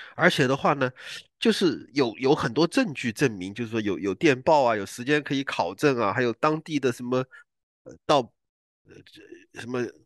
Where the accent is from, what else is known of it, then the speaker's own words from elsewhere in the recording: Guiyang, Guizhou, China; 在贵州贵阳，就，就我老家白云区那边